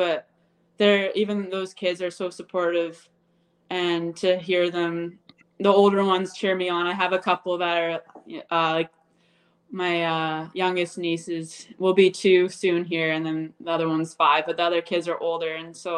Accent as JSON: {"language": "English", "town": "Abbotsford", "region": "British Columbia", "country": "Canada", "tie": "born or raised there", "moved": "yes", "lives_now": "Red Deer, Canada", "said": "I grew up in Abbotsford, BC, but I currently live in Red Deer, Alberta now. We moved in 2014"}